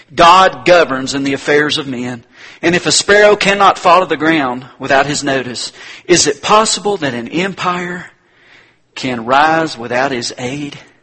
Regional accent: North Carolina, United States; my home state, North Carolina

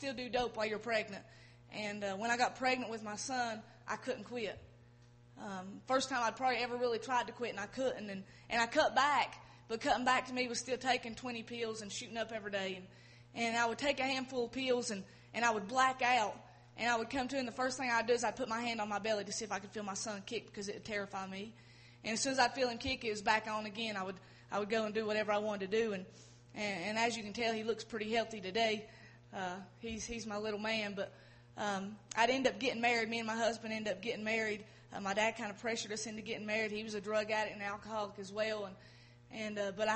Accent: Erwin, Tennessee, United States; growing up in Irwin, Irwin's a small town, everybody knows everybody

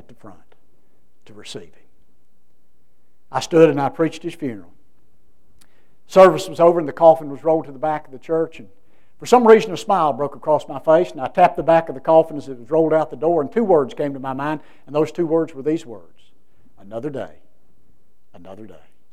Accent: United States; my hometown of Parrisburg.

